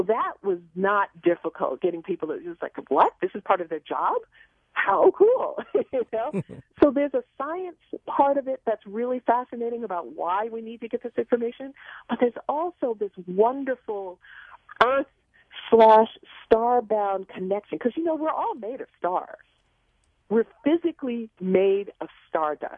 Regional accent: New York City, New York, United States; growing up in Queens, we had a backyard full of vegetables

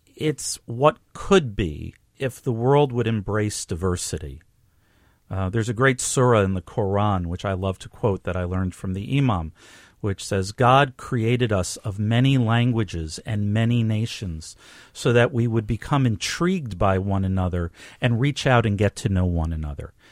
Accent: New York, United States; I grew up in New York

